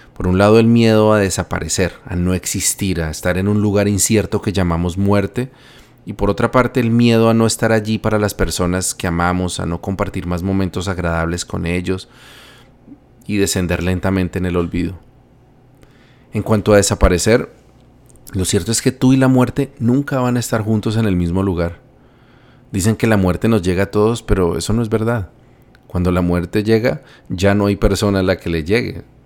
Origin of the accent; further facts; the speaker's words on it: Bogotá, Colombia; Bogotá, mi ciudad natal